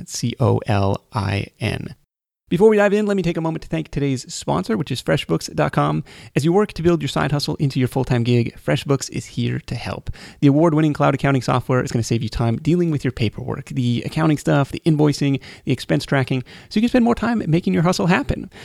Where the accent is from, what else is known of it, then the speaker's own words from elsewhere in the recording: Seattle, Washington, United States; my hometown of Seattle